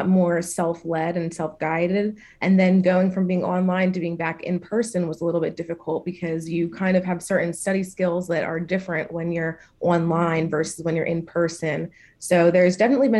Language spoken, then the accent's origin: English; Philadelphia, Pennsylvania, United States; I'm from Philadelphia, Pennsylvania